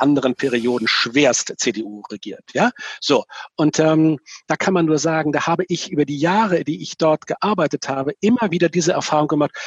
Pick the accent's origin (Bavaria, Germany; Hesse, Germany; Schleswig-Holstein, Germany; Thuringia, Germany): Schleswig-Holstein, Germany; Itzehoe; einen Pastor in Itzelhoch, da wo ich herkomme, kennengelernt habe